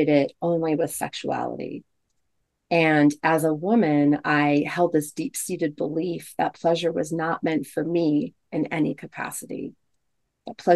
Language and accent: English; United States; growing up in the United States and also being raised Catholic